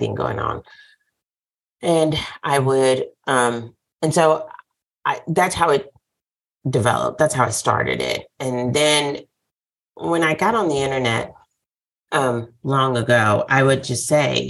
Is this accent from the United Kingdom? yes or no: no; the South, United States; I'm from the South